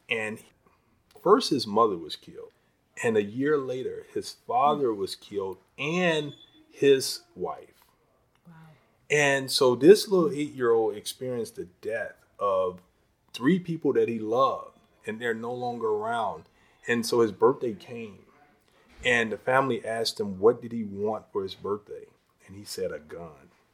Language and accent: English; Chicago, Illinois, United States; I moved here when I was two years old in the Austin community